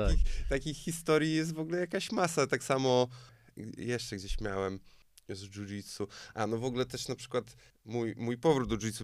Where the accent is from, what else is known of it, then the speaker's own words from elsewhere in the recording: Poland; also born or lived in Tricity; no z Polski